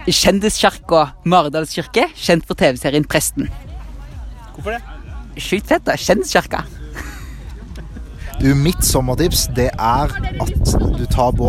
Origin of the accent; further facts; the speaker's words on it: Agder, Norway; Mitt sommertips er, siden jeg er fra Sørlandet, å bade masse, sole seg, spise masse is.